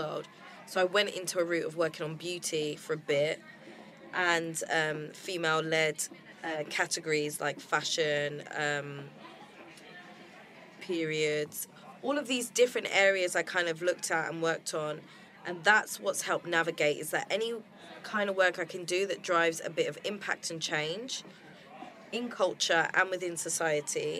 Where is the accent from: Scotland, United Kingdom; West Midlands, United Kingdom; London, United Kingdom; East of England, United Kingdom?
London, United Kingdom; I was originally from London